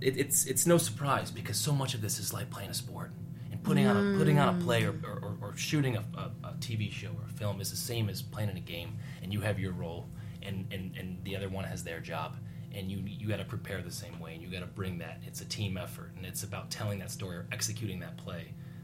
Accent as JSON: {"language": "English", "town": "Chicago", "region": "Illinois", "country": "United States", "said": "I'm from Chicago."}